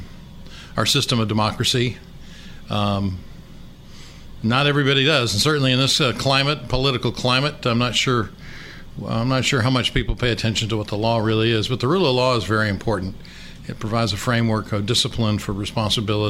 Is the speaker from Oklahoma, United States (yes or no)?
no; Cedar Rapids, Iowa, United States; moved away as an adult; also born or lived in Fayetteville, Arkansas; now in Little Rock, United States; I grew up in Cedar Rapids, Iowa.